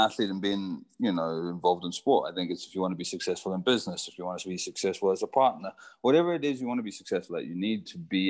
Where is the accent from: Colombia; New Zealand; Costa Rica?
Costa Rica; moved away; also born or lived in Zimbabwe; I grew up surfing in Costa Rica. We left Zimbabwe and moved to Costa Rica, my whole family.